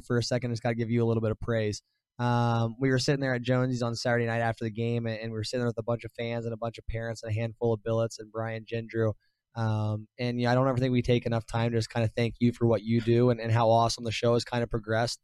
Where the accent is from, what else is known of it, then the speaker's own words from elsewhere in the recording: Ohio, United States; moved away; I'm from Ohio